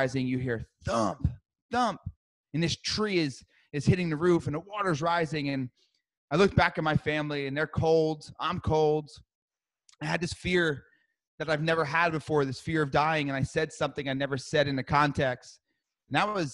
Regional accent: New Jersey, United States; I grew up in New Jersey

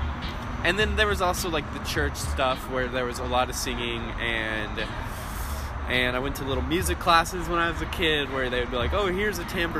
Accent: Houston, Texas, United States; moved away as an adult; Yes, I am from Houston.

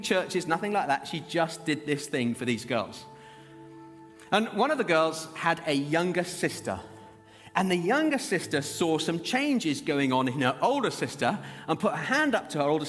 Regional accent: Zimbabwe; now in Birmingham, United Kingdom; I was born in Zimbabwe

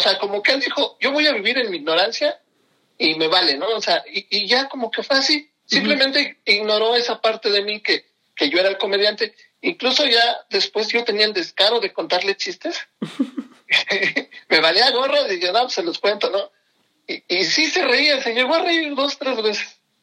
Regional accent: Pachuca, Hidalgo, Mexico; yo nací aquí en Pachuca

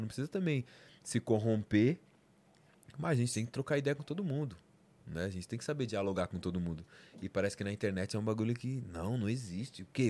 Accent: São Paulo, Brazil; Eu sou da, da Zona Norte, Vila Maria, né? Zona Norte, Zona Norte de São Paulo

